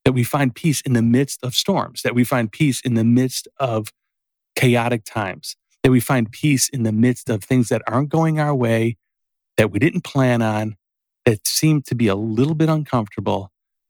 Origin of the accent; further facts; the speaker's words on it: Berwyn, United States; growing up in Berwyn